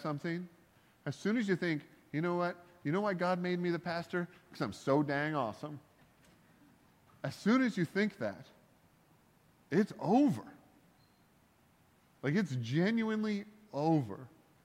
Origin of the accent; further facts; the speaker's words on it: Canada; I'm Canadian